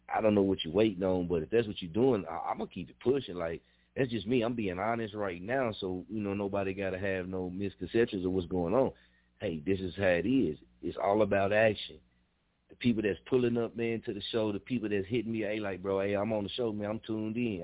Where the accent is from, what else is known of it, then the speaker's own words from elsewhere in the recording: Muskogee, Oklahoma, United States; I'm born and raised in Muskogee